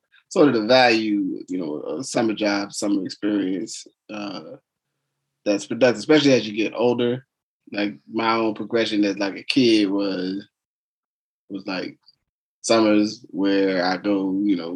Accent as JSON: {"language": "English", "region": "New Jersey", "country": "United States", "tie": "born or raised there", "said": "I grew up in New Jersey, school didn't end until almost the middle of the month of June"}